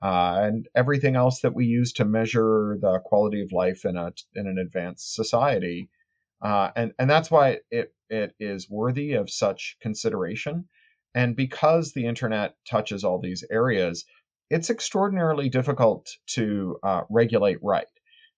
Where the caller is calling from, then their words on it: Burbank, California, United States; I'm in my garage and at home, my home office in Burbank, California, a little town on the outskirts of Los Angeles.